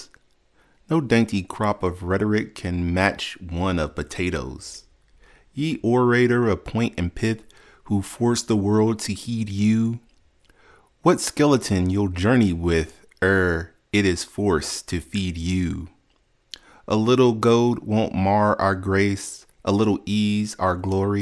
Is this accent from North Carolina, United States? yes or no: no; Louisville, Kentucky, United States; I'm from Louisville, also Louisville, Kentucky